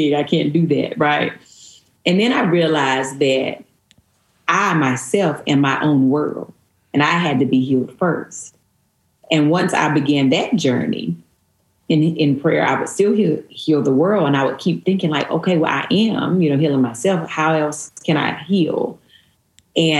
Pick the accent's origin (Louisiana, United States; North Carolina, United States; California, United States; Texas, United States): North Carolina, United States; Stoneville; moved away; I actually grew up in a little town outside of Eden called Stoneville